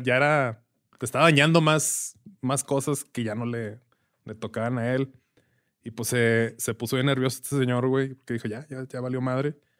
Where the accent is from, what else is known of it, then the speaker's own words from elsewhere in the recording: Ciudad Juárez, Chihuahua, Mexico; igual que yo y que varios juarenses que pues somos de Juárez, pero no nacimos en Juárez, nos criamos en Juárez